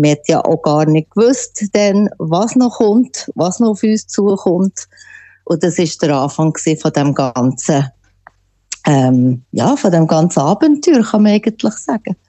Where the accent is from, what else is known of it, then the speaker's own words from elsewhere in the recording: Switzerland; now in White Rock, Canada; ich bin immer ein Schweizer